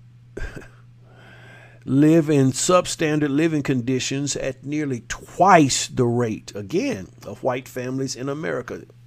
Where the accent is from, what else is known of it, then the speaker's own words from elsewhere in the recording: Jacksonville, Florida, United States; in my hometown, eh, which is one of the more, uh, lenient areas of, uh, that speaking to this racial inequity, and it's always been that way since the Confederacy, Jacksonville, Florida